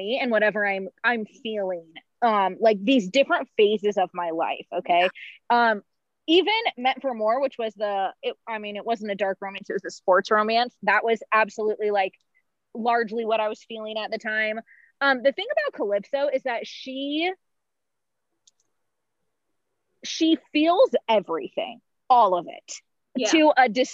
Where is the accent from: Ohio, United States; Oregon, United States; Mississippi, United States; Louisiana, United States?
Oregon, United States; I'm from Oregon.